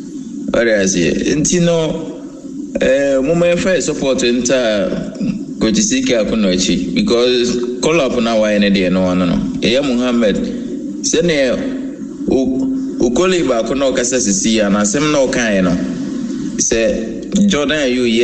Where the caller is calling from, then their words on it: Adenta, Greater Accra, Ghana; In regards to all Liverpool fans … from Adenta.